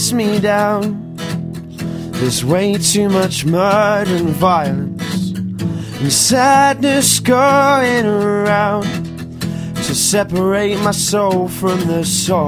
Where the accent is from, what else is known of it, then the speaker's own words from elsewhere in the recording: Portsmouth, South East England, United Kingdom; I'm from Portsmouth, and I play guitar and I sing songs